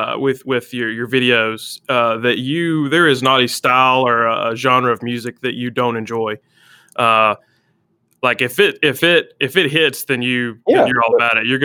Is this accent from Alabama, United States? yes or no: yes; Alabama, United States; I'm from Alabama. I mean, I live in Alabama.